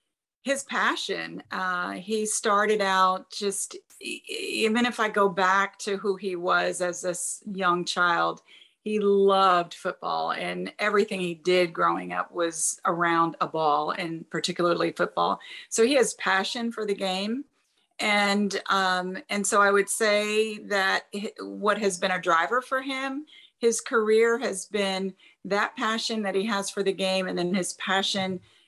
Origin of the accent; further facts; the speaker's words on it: South Plainfield, New Jersey, United States; moved away as an adult; also born or lived in Nashville; I grew up in central New Jersey in a small town called South Plainfield.